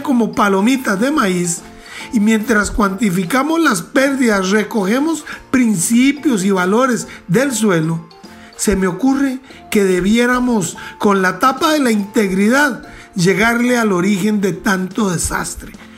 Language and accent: Spanish; Costa Rica; como costarricenses